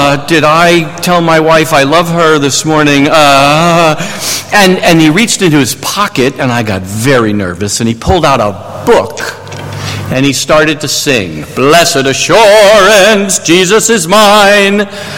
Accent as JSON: {"language": "English", "region": "New York", "country": "United States", "accent": "New York", "said": "I am originally from New York, and so I've kind of lost my New York accent, but I could turn it back on if you want me to."}